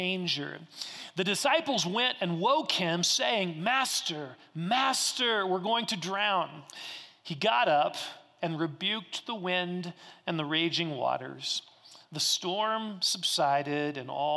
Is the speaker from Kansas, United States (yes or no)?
yes; Kansas, United States; moved away; I grew up in Kansas and we had lots of tornado warnings